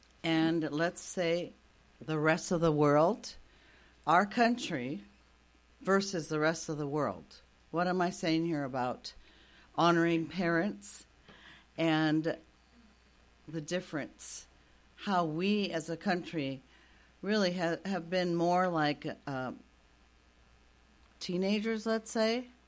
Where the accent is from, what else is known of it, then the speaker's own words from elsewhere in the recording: Japan; And we have a lot to learn from the Asian culture, as my folks and I grew up in Japan